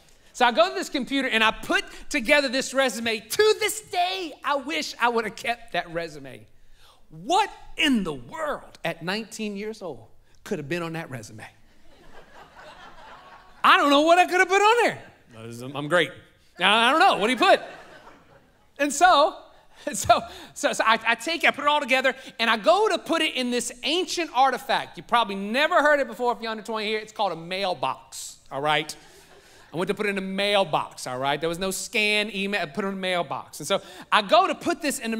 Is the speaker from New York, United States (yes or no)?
no; New Orleans, Louisiana, United States; also born or lived in North Shore, Louisiana; I was born in New Orleans. Now there's New Orleans. I lived in a suburb of New Orleans that was north of it.